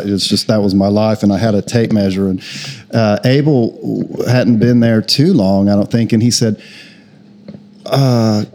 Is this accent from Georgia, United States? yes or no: no; Oklahoma, United States; moved away as an adult; also born or lived in Austin, Texas; I'm from Oklahoma, but I lived in Austin for about 13 years